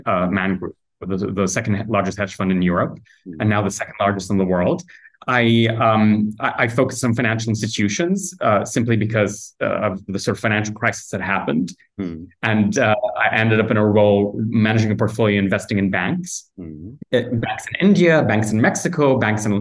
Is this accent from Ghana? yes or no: yes; Kumasi, Ashanti, Ghana; moved away as an adult; also born or lived in United Kingdom; now in Accra, Ghana; I grew up in a town, not in the capital, in Accra, which is where I am at the moment, but in a town called Kumasi